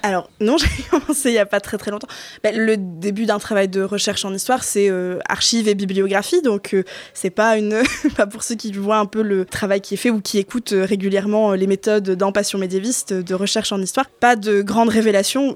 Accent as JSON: {"language": "French", "area": "Flanders", "region": "Hauts-de-France", "country": "France", "also_born_or_lived": "Artois", "said": "je suis revenue euh, sur mes terres, j'ai quitté l'Artois pour revenir en Flandre"}